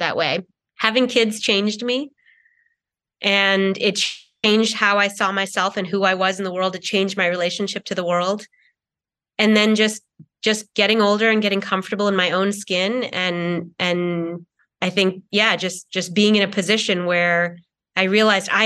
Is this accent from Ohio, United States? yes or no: no; a suburb outside of Boston, Massachusetts, United States; also born or lived in Kerala, India; now in Los Angeles, United States; I moved from India to America as a young child, and I mostly grew up in a suburb outside of Boston